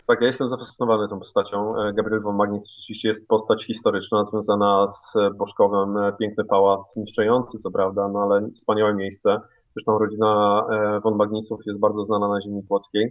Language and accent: Polish; Kłodzko, Lower Silesian Voivodeship, Poland; moved away; also born or lived in Strzelin; w Strzelinie się urodziłem, mieszkałem tyle lat w Kłodzku